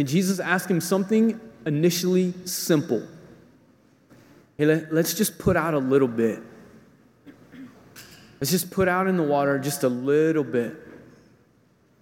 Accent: False River, Louisiana, United States; I grew up fishing on False River

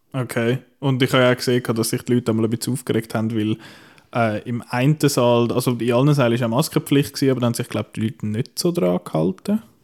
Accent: Switzerland; bei uns in der Schweiz

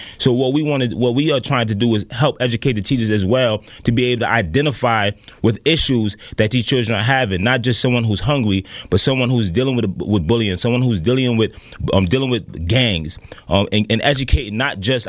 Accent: New York City, New York, United States; I was born and raised in Brooklyn.

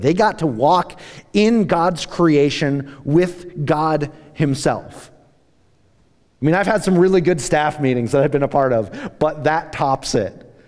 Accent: United States; us as American Christians

